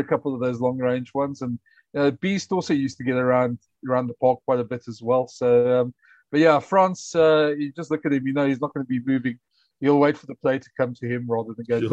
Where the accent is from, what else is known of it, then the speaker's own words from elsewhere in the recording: South Africa; as a South African